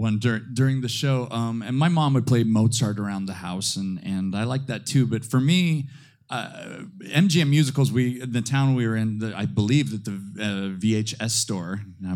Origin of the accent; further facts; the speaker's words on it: Layton, Utah, United States; moved away; also born or lived in Ogden, Utah; I was born in Ogden and grew up in Layton, which is very much the Paris of northern Utah.